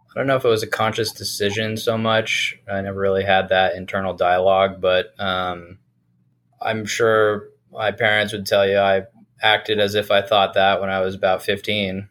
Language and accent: English; South Burlington, Vermont, United States; I grew up in Vermont in uh, South Burlington